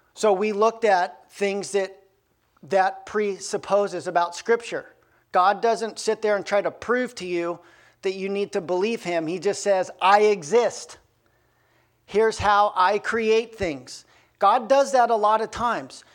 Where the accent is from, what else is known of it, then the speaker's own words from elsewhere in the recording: Aspen, Colorado, United States; now in Bellingham, United States; I grew up in Aspen, Colorado.